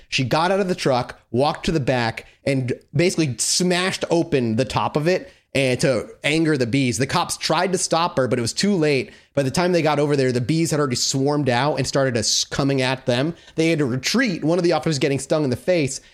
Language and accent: English; Massachusetts, United States; this is in my home state.